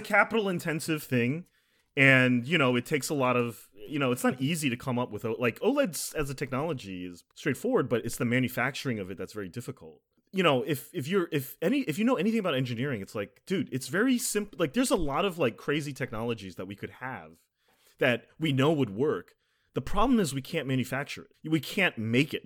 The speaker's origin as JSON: {"language": "English", "country": "United States", "said": "as an American"}